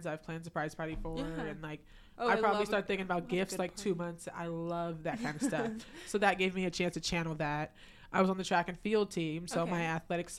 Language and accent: English; Maryland, United States; moved away as an adult; also born or lived in Caribbean; now in Kent, United States; I'm originally from Maryland.